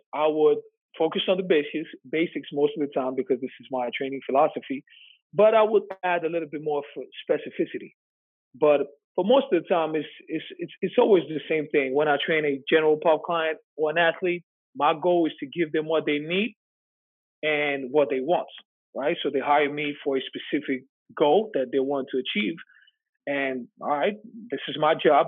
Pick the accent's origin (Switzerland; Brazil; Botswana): Switzerland; moved away as an adult; also born or lived in New York; I'm from Switzerland